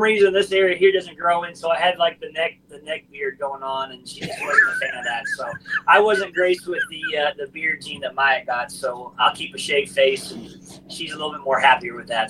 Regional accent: Forest Acres, South Carolina, United States; my hometown, Forest Acres

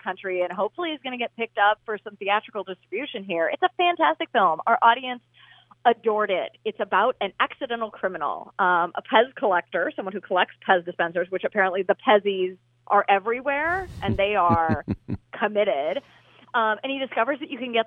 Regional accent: Seattle, Washington, United States; now in Milwaukee, United States; I'm not originally from Milwaukee, but as a Seattleite originally

